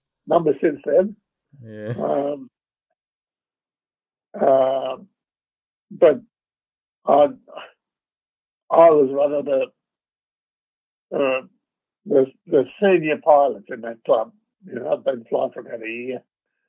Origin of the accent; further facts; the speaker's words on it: Melbourne, Victoria, Australia; moved away as an adult; also born or lived in Canberra / Papua New Guinea; I was originally from Melbourne, but I went to Canberra after university.